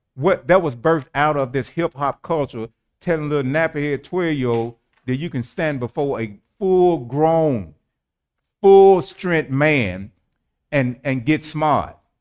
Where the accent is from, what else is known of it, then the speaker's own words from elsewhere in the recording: St. Louis, Missouri, United States; I was born in Saint Louis, Missouri, the Show Me State, Homer G. Hospital